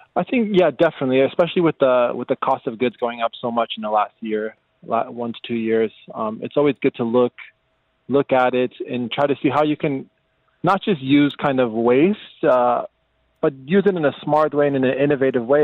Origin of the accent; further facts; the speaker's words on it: Las Vegas, Nevada, United States; moved away; born and raised in Las Vegas, the United States